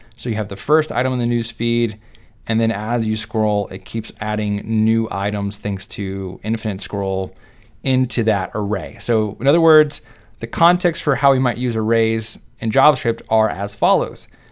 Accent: Texas, United States; I am from Texas and I say y'all

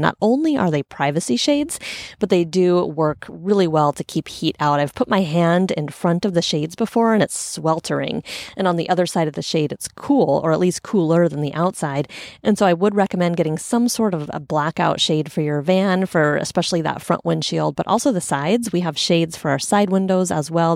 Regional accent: Portland, Oregon, United States; I grew up in Portland.

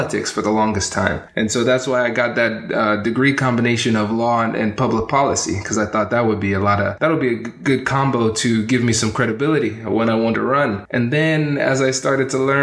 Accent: Tiffin, Ohio, United States; also born or lived in Livingston, New Jersey / Columbus, Ohio; I grew up in a small town called Tiffin, Ohio. So I was born in New Jersey, in Livingston, and then we ended up somehow in Tiffin, Ohio

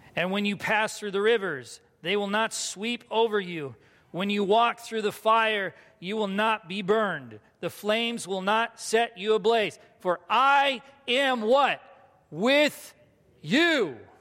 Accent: United States

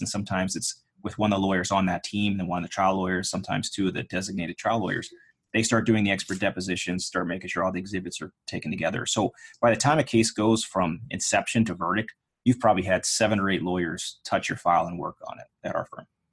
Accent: Pittsburgh, Pennsylvania, United States; I grew up in Pittsburgh, Pennsylvania

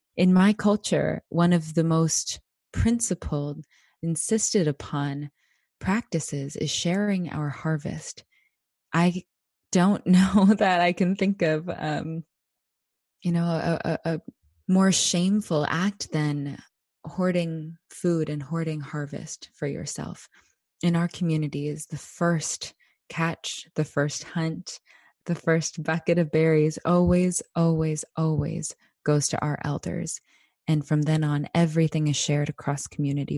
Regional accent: Anchorage, Alaska, United States; I was born and raised here in my Danny Ena homelands of Decha Yekak, otherwise known as Anchorage, Alaska

